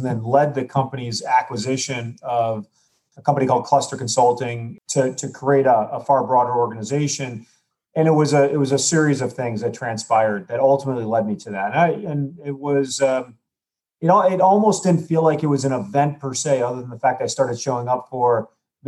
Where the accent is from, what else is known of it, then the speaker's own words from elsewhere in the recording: United States; I'm an American